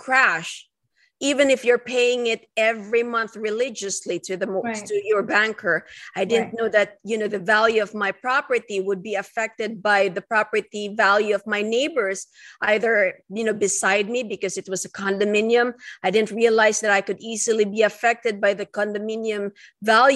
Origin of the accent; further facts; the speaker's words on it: Philippines; moved away as an adult; now in United States; I am an immigrant. I came from the Philippines. And coming in here in 2004 to start my residency training program